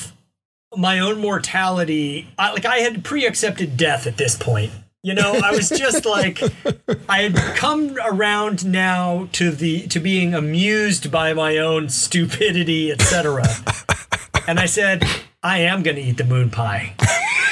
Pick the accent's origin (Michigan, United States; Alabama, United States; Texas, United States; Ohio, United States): Alabama, United States; Mobile; I encountered moon pies growing up in Mobile, Alabama